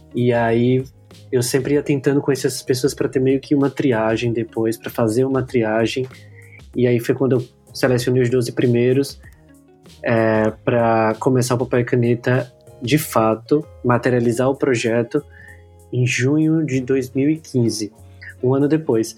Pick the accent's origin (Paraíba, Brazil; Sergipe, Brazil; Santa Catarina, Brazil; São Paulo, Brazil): Sergipe, Brazil; Aracaju; eu sou de Aracaju, Sergipe, então sou da capital do menor estado do Brasil